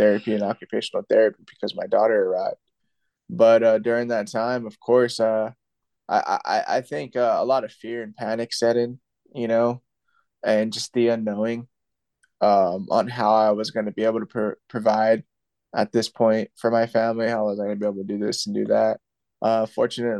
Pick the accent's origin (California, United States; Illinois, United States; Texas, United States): California, United States; Santa Maria; also born or lived in Paso Robles, California; Santa Maria, my hometown